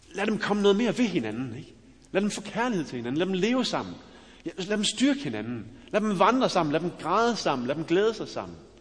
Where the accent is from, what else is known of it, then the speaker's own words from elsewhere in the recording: West Jutland, Central Denmark Region, Denmark; jeg er fra Vestjylland